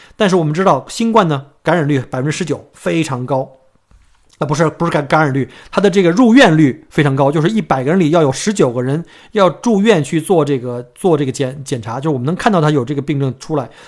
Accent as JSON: {"language": "Chinese", "country": "China", "moved": "yes", "lives_now": "Melbourne, Australia", "said": "我们中国人，我们经历过非典"}